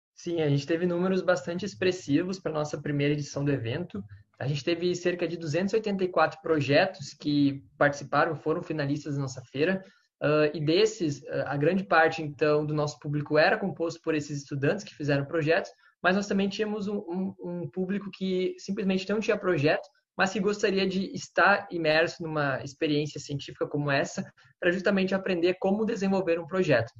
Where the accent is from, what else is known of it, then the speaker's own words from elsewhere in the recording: Lajeado, Rio Grande do Sul, Brazil; eu sou do Rio Grande do Sul também, de Lajeado